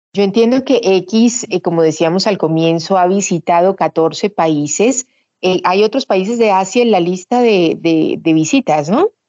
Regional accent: Colombia; nosotros como colombianos

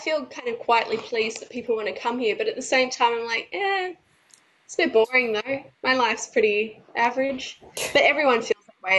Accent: Australia; as an Australian

